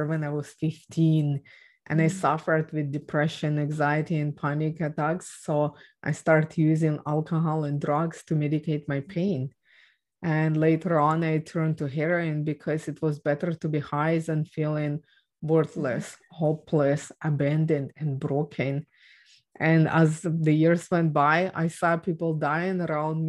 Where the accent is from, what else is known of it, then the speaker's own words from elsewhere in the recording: Ukraine; English is a second language; moved away; I was born and raised in Ukraine